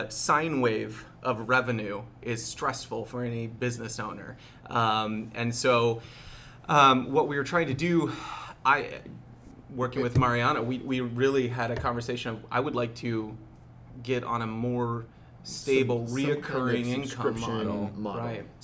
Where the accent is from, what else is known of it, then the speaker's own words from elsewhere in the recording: Seattle, Washington, United States; I'm from Seattle